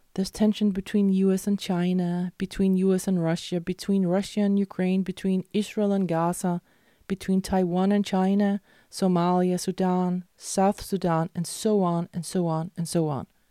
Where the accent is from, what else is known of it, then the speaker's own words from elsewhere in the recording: Denmark; also born or lived in Malmö, Sweden; what I grew up with in Denmark